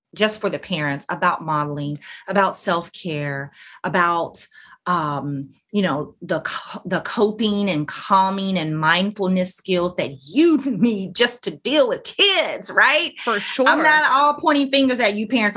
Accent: Alabama, United States; now in Orlando, United States; I grew up in Alabama

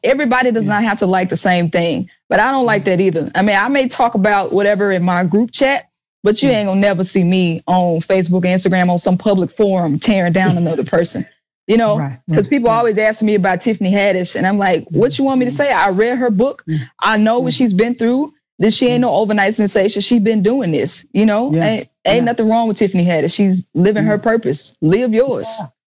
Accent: Jackson, Mississippi, United States; I was in Jackson, Mississippi, my hometown

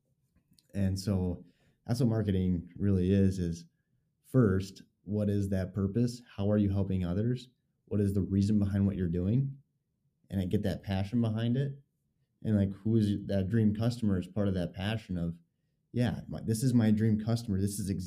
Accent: northern Minnesota, United States; moved away; also born or lived in Wisconsin / Moorhead, Minnesota / Florida; I grew up originally in Minnesota, northern Minnesota

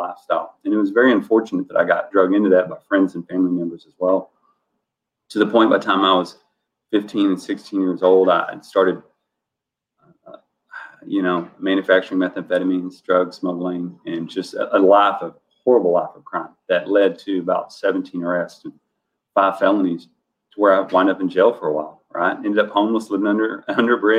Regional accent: Dallas County, Texas, United States; moved away; I grew up not quasi-inner city of Dallas. I'm from Dallas County, not Dallas proper. It's a smaller city on the outskirts of Dallas.

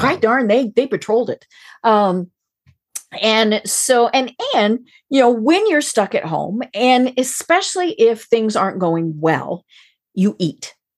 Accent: Colorado, United States; I'm from Colorado

